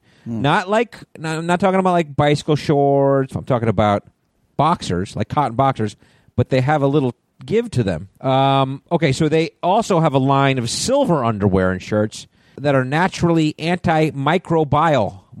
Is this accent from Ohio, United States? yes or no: no; Connecticut, United States; moved away; Connecticut, my home state.